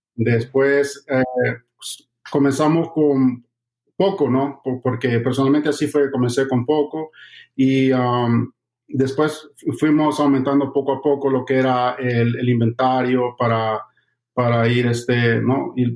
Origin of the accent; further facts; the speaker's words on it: El Salvador; now in Miami, United States; soy de, El Salvador, vivo aquí en la ciudad de Miami y eh, llegué a los Estados Unidos en el año 2007